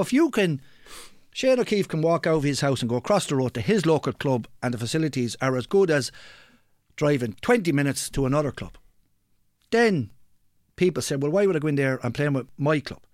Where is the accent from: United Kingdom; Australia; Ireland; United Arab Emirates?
Ireland; we're Irish